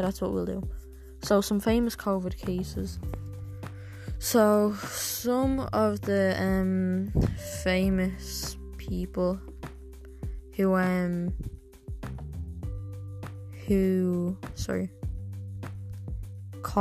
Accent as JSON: {"language": "English", "country": "Ireland", "said": "I'm Irish"}